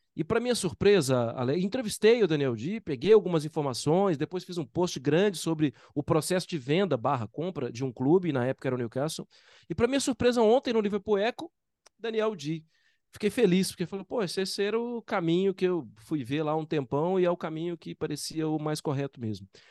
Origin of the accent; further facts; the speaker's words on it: Brazil; eu sou brasileiro